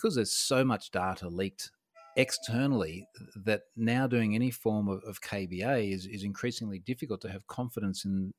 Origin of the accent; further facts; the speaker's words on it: Australia; So I'm an Australian information security guy.